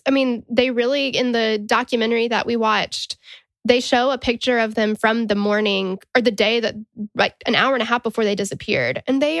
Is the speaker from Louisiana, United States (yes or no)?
no; Tennessee, United States; accent: Southern; since we're from Tennessee